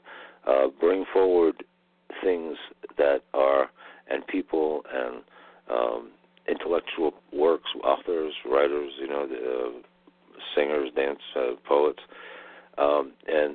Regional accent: United States; I was born in the United States

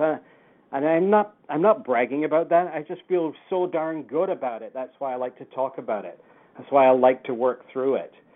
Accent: Lancashire, North West England, United Kingdom; now in Canada; I grew up in the UK, and I I emigrated to Canada in 1967. I came over from Lancashire

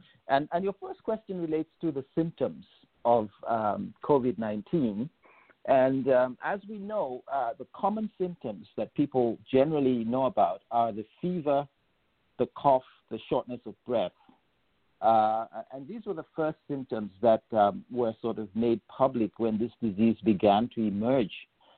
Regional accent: Gambia; also born or lived in England, United Kingdom; So I grew up in England for the first 10 years of my life. And then I spent my high school years in Gambia.

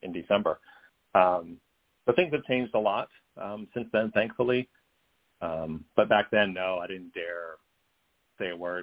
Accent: the South, United States; I'm growing up in the South uh, in conservative areas.

